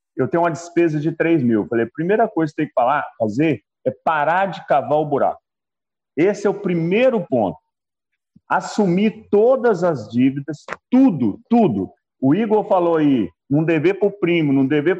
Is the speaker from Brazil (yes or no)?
yes; Belo Horizonte, Minas Gerais, Brazil; tenho 63 anos, sou de BH, Minas Gerais